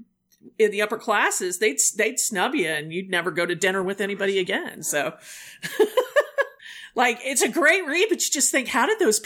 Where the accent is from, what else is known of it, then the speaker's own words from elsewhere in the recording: United States; I'm an American.